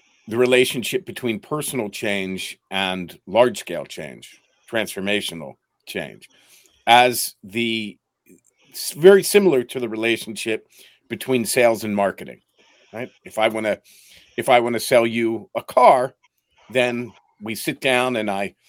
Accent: Philadelphia, Pennsylvania, United States; moved away as an adult; also born or lived in New York / Eastern Europe / Ukraine; I grew up in Philadelphia

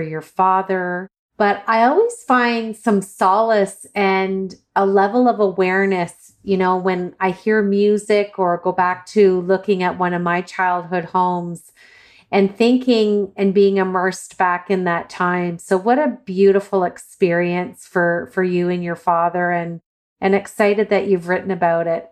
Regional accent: Ireland; I'm Irish

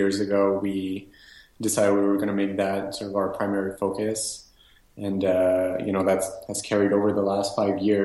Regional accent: Montreal, Quebec, Canada; I am born and raised in Montreal, so I haven't left this town ever

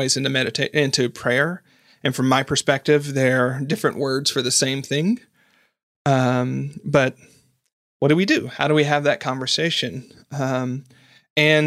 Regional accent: the South, United States; I grew up in the South.

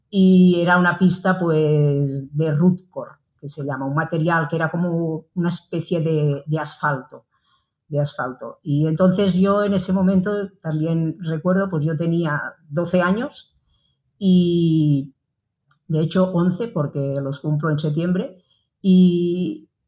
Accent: Manresa, Catalonia, Spain; Bueno, pues yo soy de Manresa, pues de una ciudad del centro de Cataluña, el corazón de Cataluña, el cor de Cataluña.

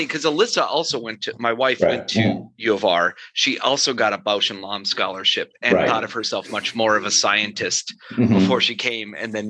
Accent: Rochester, New York, United States; now in St. Paul, United States; Living in St. Paul, Minnesota, everyone thinks Rochester, Minnesota when I say I'm from Rochester.

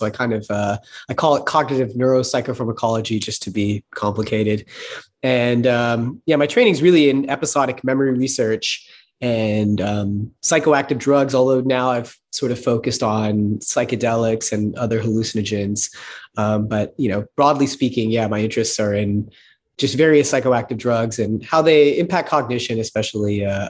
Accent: Texas, United States; So it might be a fact to me that I grew up in Texas

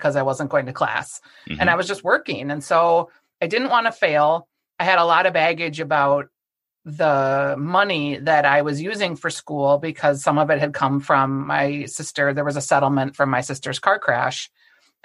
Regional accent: Bloomington, Minnesota, United States; also born or lived in Golden Valley, Minnesota; I grew up in Bloomington, Minnesota, which not far from where I live now in Golden Valley

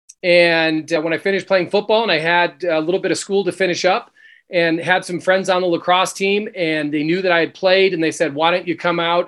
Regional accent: Connecticut, United States; now in Utah, United States; we grew up in Connecticut.

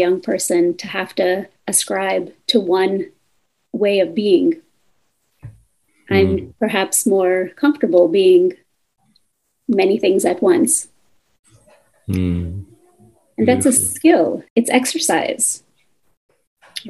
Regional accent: United States; my family's migration story from India to the US

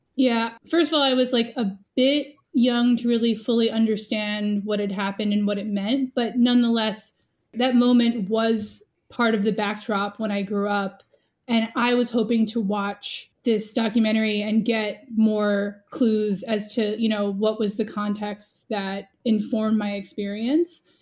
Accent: New York City, New York, United States; I, I grew up in New York City

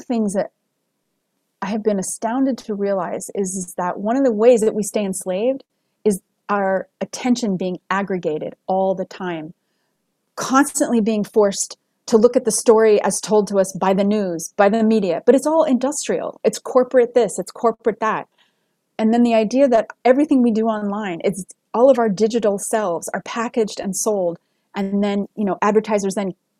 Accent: United States; As an American

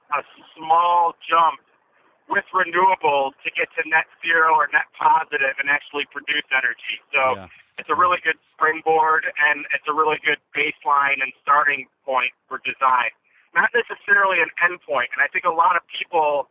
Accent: United States; we're American

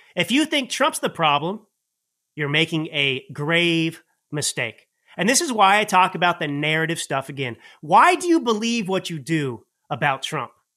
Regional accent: Dallas, Texas, United States; I grew up in Dallas

